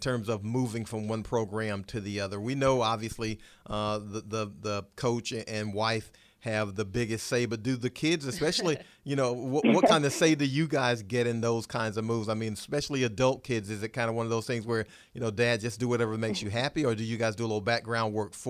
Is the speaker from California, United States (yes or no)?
no; Macon, Georgia, United States; I'm from Macon, Georgia